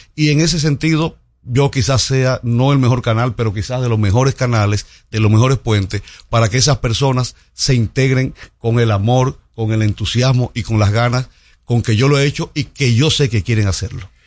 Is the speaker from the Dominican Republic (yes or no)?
yes; Santiago de los Caballeros, Santiago, Dominican Republic; yo soy de Santiago, Santiago siempre se ha caracterizado por la limpieza